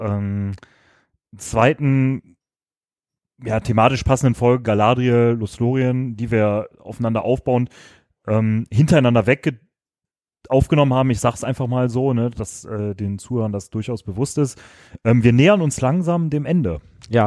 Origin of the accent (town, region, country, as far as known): Düsseldorf, North Rhine-Westphalia, Germany